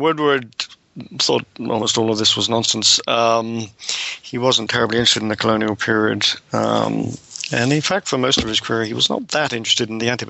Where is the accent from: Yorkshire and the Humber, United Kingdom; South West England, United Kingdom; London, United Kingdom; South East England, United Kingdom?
South West England, United Kingdom; Devon; also born or lived in Nashville, United States / Michigan, United States / Arkansas, United States / Ohio, United States; now in Cambridge, United Kingdom; I'm a British scholar, born in long time ago, 1948, in Devon in the West Country. And educated at Cambridge in the late 60s.